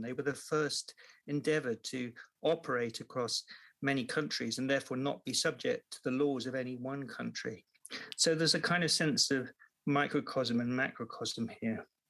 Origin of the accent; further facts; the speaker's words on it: Devon, South West England, United Kingdom; where I grew up in Devon, it was mostly retired people.